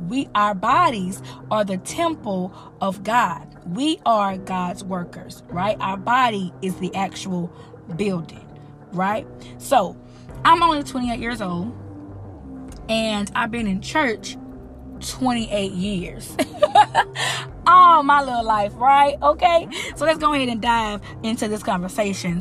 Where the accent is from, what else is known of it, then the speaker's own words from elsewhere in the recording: United States; I am an American